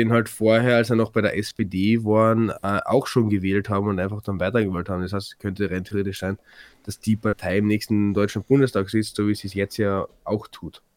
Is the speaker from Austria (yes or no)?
yes; Carinthia, Austria; bei uns in Kärnten